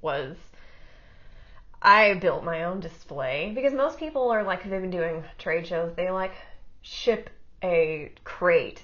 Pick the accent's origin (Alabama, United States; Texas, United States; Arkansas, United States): Arkansas, United States; North Little Rock; North Little Rock. I like grew up 3 blocks from here